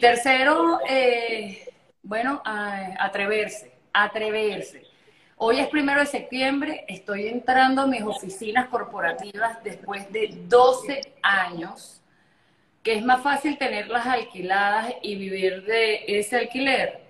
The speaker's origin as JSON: {"language": "Spanish", "area": "Margarita Island", "region": "Nueva Esparta", "country": "Venezuela", "tie": "born or raised there", "also_born_or_lived": "Caracas", "moved": "yes", "said": "yo me crié en Margarita, mi papá es cubano, mi mamá es mexicana, y cuando yo nazco, yo nací aquí en, en, Margarita, en, en Caracas"}